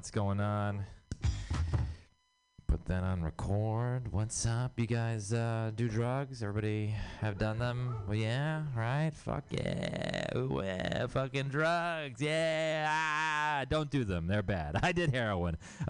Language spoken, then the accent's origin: English; Houston, Texas, United States; I'm from Texas. I'm from Houston, Texas, and which means I have city family and I have country family.